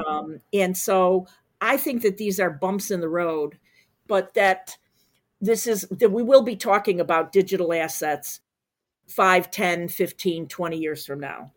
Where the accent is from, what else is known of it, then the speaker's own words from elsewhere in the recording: Chicago, Illinois, United States; I, I'm from Chicago